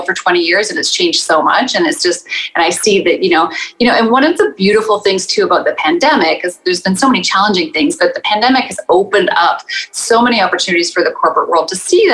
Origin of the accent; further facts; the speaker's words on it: Saskatchewan, Canada; also born or lived in Toronto area; now in Toronto, Canada; I am living currently in the Toronto area, born and raised in Saskatchewan